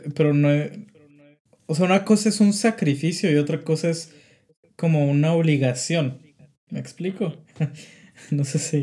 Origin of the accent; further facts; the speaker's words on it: Mexico; now in France; somos mexicanos